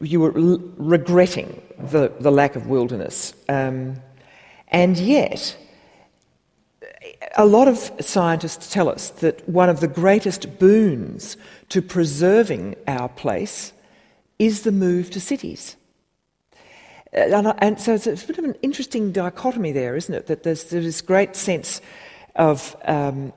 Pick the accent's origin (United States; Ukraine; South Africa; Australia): Australia; Perth, Western Australia; I grew up in Perth